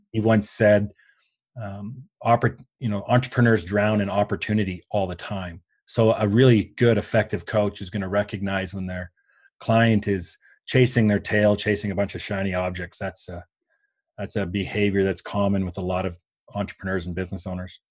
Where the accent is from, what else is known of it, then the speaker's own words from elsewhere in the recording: Canada; I am Canadian, um, by birth